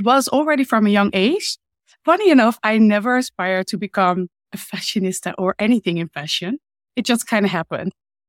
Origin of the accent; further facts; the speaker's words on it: Hoofddorp, North Holland, Netherlands; Well, it was more like a town, to be honest. I mean, now it's all big and fancy and there's a lot going on. But when I grew up, yeah, it wasn't really a lot.